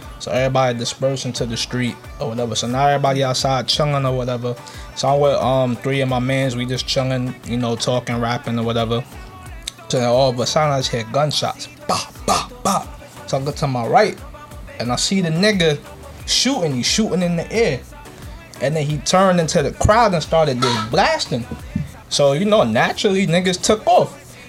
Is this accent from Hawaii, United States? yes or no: no; New York, United States; I came from New York, so it doesn't compare.